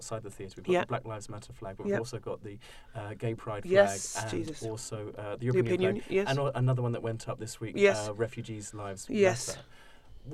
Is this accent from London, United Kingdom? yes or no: yes; London, United Kingdom; as a Londoner